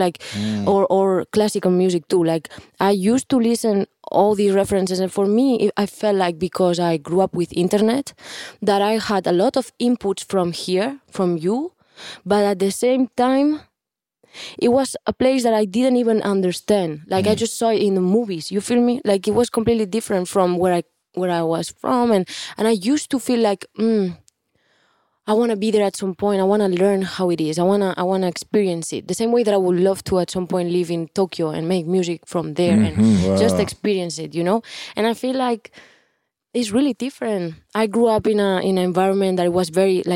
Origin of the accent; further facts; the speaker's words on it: Barcelona, Catalonia, Spain; English is a second language; moved away as an adult; now in Miami, United States; I'm from Barcelona